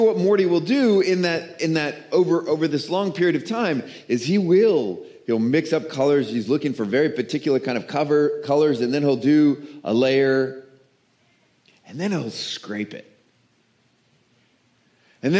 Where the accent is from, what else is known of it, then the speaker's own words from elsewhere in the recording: the South, United States; I'm from the South